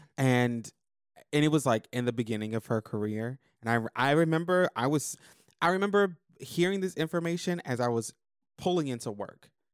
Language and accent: English; Florida, United States; growing up in, in Florida because I leveled up in Florida